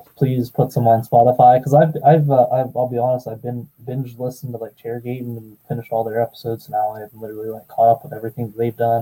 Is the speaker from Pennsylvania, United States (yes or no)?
yes; Pennsylvania, United States; I'm from Pennsylvania